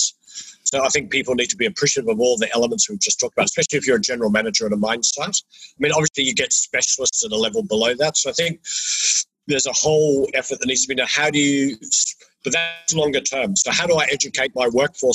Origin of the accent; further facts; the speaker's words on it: New Zealand; moved away; I'm originally from New Zealand, and we New Zealanders